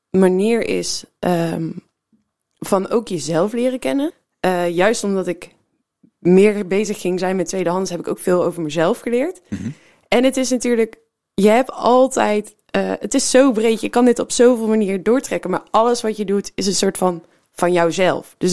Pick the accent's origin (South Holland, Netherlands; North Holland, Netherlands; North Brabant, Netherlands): North Brabant, Netherlands; now in Rotterdam, Netherlands; Nee, ik ben eh, geboren en getogen in de buurt